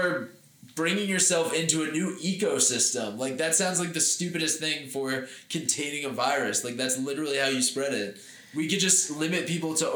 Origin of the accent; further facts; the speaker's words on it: Warwick, New York, United States; the closest like major university to where we grew up in Warwick